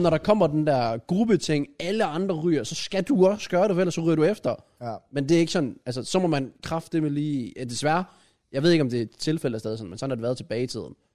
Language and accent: Danish; Grenaa, Central Denmark Region, Denmark; jeg er fra Grenå